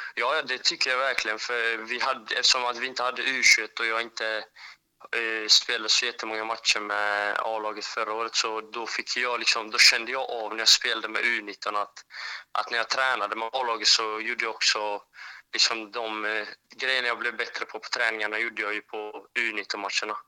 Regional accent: Växjö, Kronoberg County, Sweden; jag är från Växjö

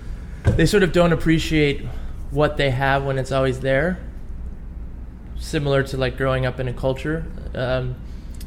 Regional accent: Cleveland, Ohio, United States; now in New York, United States; I'm from Cleveland

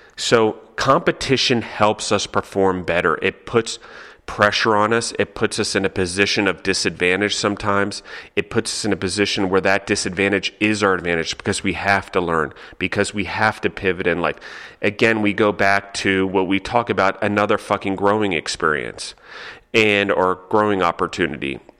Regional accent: United States

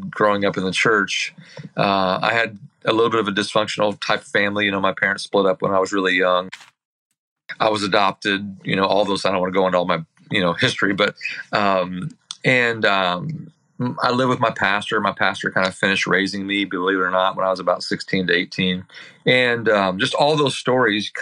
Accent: Herrin, Illinois, United States; also born or lived in Centralia, Illinois; I grew up in Illinois, Southern Illinois to be exact, in a little town called Herron, Illinois

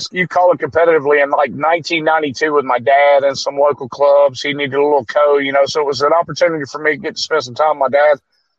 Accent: Alabama, United States; I'm from Alabama.

